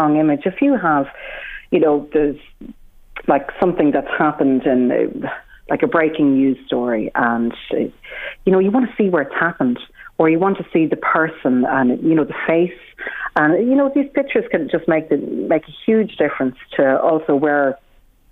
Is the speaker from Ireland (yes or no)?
yes; Ireland; being Irish